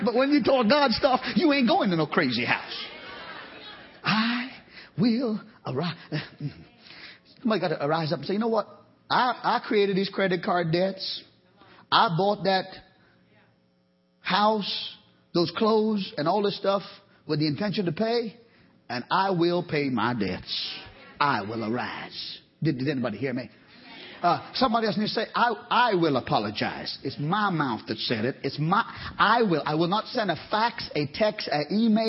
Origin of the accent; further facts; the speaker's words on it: Trinidad & Tobago; now in Georgia, United States; I'm from Trinidad.